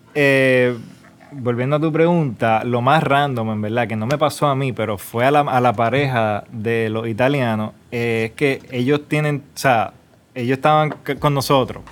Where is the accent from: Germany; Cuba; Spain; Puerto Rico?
Puerto Rico; also born or lived in New York; now in Dominican Republic; yo soy de Puerto Rico, pero estoy viviendo en República Dominicana